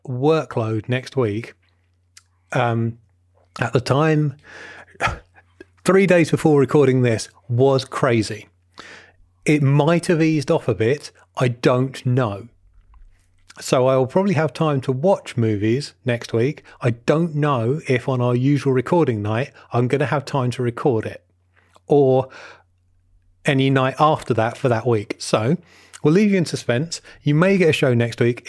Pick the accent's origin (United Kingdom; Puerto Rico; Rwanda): United Kingdom; Watford, East of England; my hometown of Watford in Hertfordshire